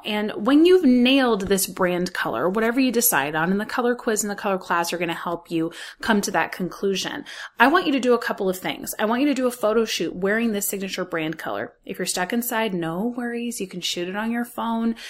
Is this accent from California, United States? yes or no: yes; Los Angeles, California, United States; I grew up in Hollywood